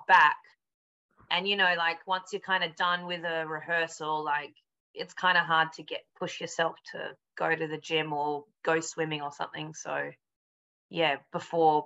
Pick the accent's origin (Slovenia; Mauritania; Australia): Australia; Perth, Western Australia; also born or lived in Melbourne; now in London, United Kingdom; I'm originally from Perth, which is on the west coast, but my family probably for the last 20 years or so has been living in Melbourne